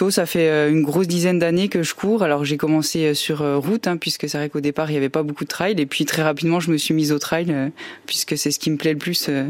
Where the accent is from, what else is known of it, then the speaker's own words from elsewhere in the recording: Saint-Didier, Bourgogne-Franche-Comté, France; Je suis originaire de Saint-Didier dans le Jura, à côté de lons le Voilà